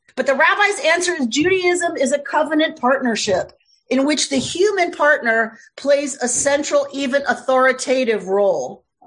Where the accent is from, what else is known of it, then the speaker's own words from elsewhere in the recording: United States; I'm an American